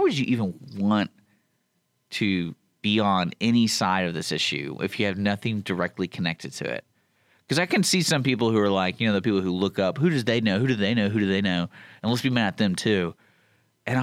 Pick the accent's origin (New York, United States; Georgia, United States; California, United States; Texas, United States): Texas, United States; growing up in Texas